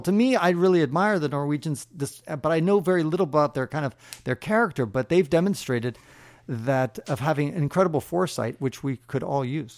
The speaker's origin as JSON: {"language": "English", "town": "San Francisco", "region": "California", "country": "United States", "tie": "born or raised there", "said": "I was born and raised in San Francisco"}